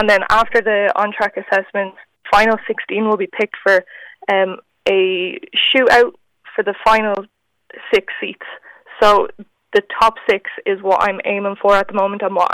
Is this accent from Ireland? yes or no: yes; Ireland; I'm only one of a handful of Irish women